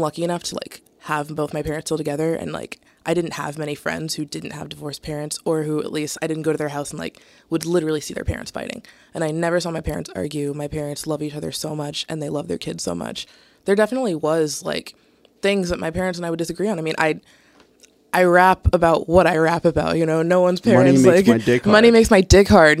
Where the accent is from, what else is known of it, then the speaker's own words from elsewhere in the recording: right outside of Atlanta, Georgia, United States; moved away as an adult; now in Boston, United States; I'm from right outside of Atlanta